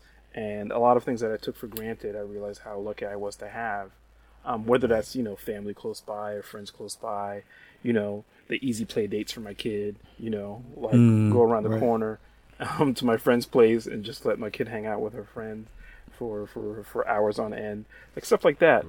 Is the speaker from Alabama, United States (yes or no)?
no; New York, United States; moved away as an adult; now in Texas, United States; I'm a born and bred New Yorker